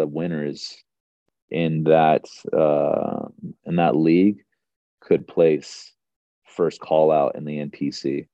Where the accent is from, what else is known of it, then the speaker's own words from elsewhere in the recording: Northern California, United States; I was born in Northern California